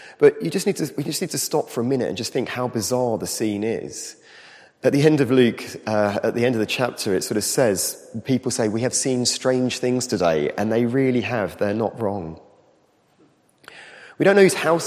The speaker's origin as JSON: {"language": "English", "country": "United Kingdom", "said": "as British people"}